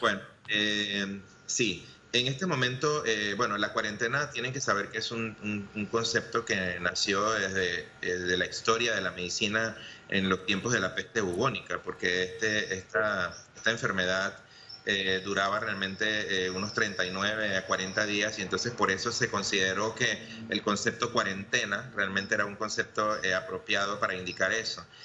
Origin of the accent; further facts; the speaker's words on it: Panama; como panameños